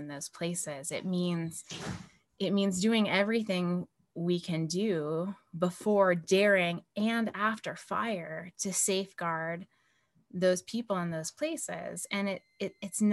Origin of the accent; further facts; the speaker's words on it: hometown near Wedge Mountain, Washington, United States; when I was little, really young, 14 to be exact, in my hometown, there was a fire called the Rat and Hatchery Creek